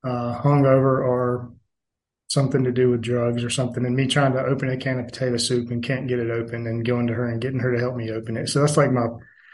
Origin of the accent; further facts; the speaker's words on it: Atlanta, Georgia, United States; I was born in South Atlanta.